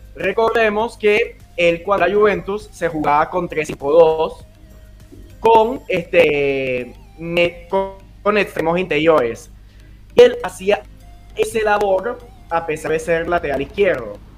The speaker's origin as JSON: {"language": "Spanish", "town": "Caracas", "region": "Capital District", "country": "Venezuela", "said": "Soy de Caracas, Venezuela"}